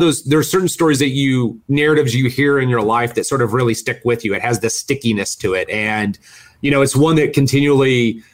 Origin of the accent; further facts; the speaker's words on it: Arkansas, United States; I grew up in Arkansas, so, you know, I'm a Southern boy.